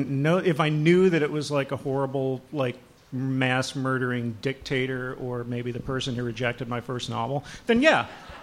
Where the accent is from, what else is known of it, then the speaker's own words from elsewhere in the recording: Texas, United States; moved away; And I'm from Texas originally, so I got a lot of that at one time.